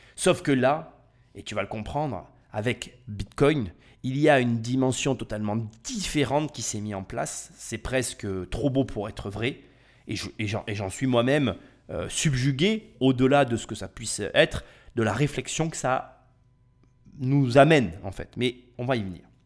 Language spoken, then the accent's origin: French; France; je suis français et je vis en France